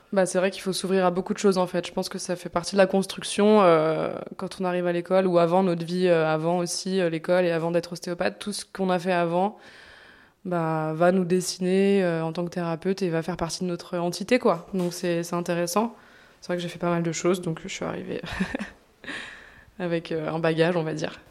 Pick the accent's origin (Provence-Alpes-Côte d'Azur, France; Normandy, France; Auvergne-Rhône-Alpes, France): Auvergne-Rhône-Alpes, France; Bourg-en-Bresse; moved away as an adult; now in Lyon, France; je suis pas originaire de Lyon, je suis originaire de Bourg-en-Bresse